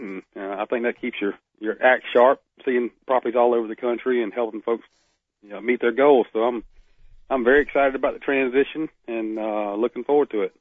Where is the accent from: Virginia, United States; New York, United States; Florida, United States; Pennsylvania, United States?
Florida, United States; Northeast; now in Alabama, United States; I'm from Florida, from from Northeast Florida